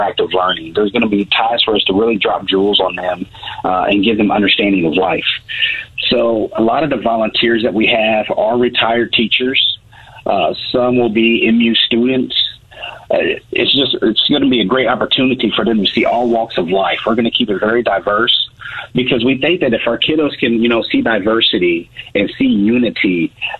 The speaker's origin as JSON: {"language": "English", "town": "Columbia", "region": "Missouri", "country": "United States", "tie": "born or raised there", "said": "born and raised in Columbia, Missouri. I am a Rockbridge High School graduate"}